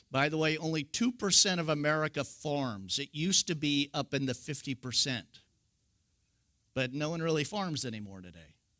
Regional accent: California, United States; I'm from California

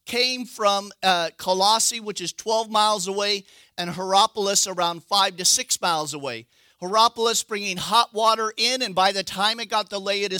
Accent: Northern California, United States; I'm from California.

